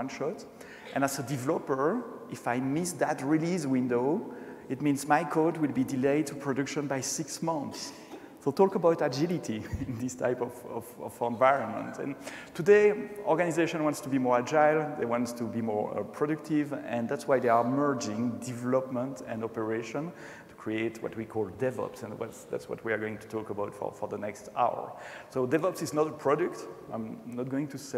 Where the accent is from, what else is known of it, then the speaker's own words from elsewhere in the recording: Brussels, Brussels-Capital Region, Belgium; accent: French; first language French; English is a second language; born and raised in Brussels, speaking French usually. Maybe you heard that already, a slight touch of French accent I have.